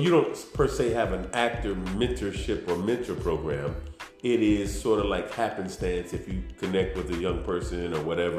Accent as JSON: {"language": "English", "country": "United States", "said": "I'm still proud to say that I'm an American."}